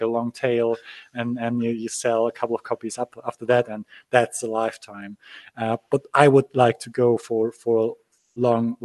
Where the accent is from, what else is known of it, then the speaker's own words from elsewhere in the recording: Gdańsk, Pomeranian Voivodeship, Poland; I'm actually from Poland. I was born in Danzig, which used to be German also